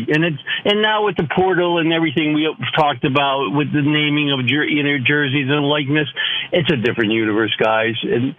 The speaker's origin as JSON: {"language": "English", "town": "Syracuse", "region": "New York", "country": "United States", "tie": "born or raised there", "moved": "yes", "said": "I grew up in Syracuse, moved many different places"}